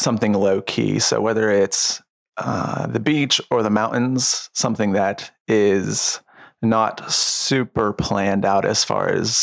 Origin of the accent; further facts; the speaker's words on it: Avella, Pennsylvania, United States; also born or lived in Washington, Pennsylvania; I grew up in Avella, PA until I was 13, which is a super small town outside of Washington, and then moved into Washington when I was 13